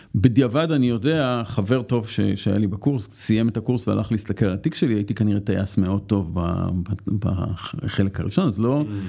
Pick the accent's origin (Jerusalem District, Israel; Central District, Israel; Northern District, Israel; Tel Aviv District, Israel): Tel Aviv District, Israel; Tel Aviv; אני גדלתי בצפון תל אביב